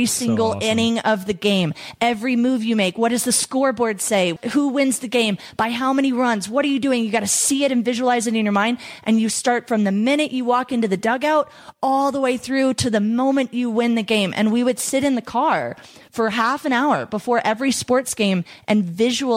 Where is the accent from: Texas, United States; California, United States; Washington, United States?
Texas, United States; growing up in Texas with lots of Christian background